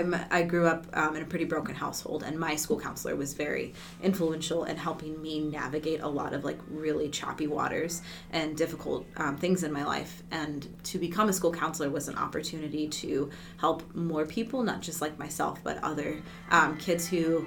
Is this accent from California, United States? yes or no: yes; Barstow, California, United States; born there; So I was born in Barstow, California. And if nobody's familiar with where that is, that's an okay thing because it's not a memorable California location.